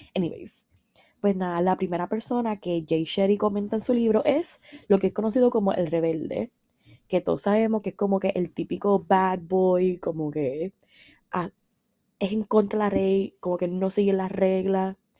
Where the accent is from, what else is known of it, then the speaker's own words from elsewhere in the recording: San Sebastián, Puerto Rico; yo soy de San Sebastián, vivo en San Sebastián